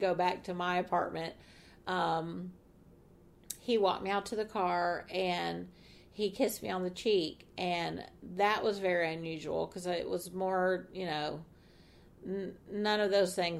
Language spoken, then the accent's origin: English; Atlanta, Georgia, United States; I'm from Atlanta